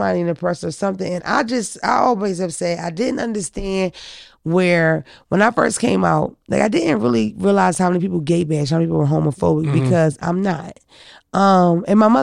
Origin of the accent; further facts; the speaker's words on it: Philadelphia, Pennsylvania, United States; I'm from Philadelphia where you see a lot of gay people, trans and all that.